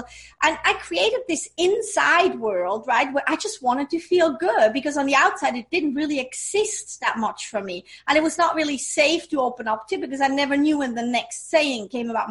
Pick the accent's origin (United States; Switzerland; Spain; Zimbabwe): Switzerland; English is a second language; moved away; I grew up in Switzerland.